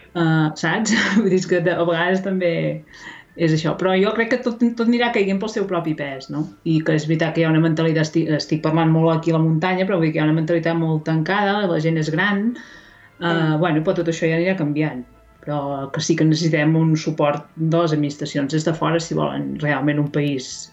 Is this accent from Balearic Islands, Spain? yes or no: no; Ripollès, Catalonia, Spain; jo soc del, del Ripollès